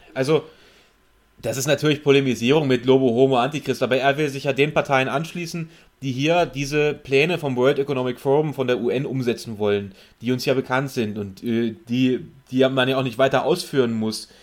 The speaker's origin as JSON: {"language": "German", "region": "West Germany", "country": "Germany", "said": "mich als Wessi"}